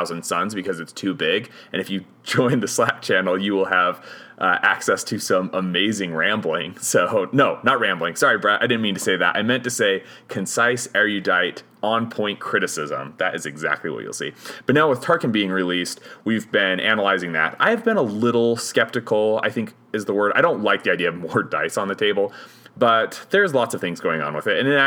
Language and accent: English; Hoytsville, Utah, United States; I'm from Hoytsville, where pretty much everybody has a nickname